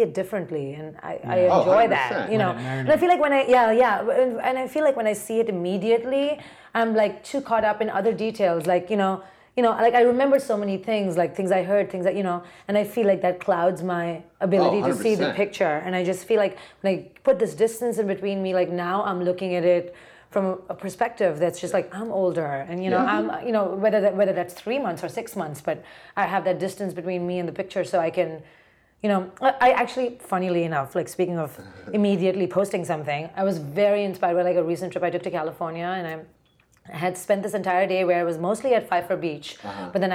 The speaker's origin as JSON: {"language": "English", "town": "Mumbai", "region": "Maharashtra", "country": "India", "tie": "born or raised there", "also_born_or_lived": "Ohio", "moved": "as an adult", "lives_now": "New York, United States", "said": "I grew up in Bombay. So I came here when I was like"}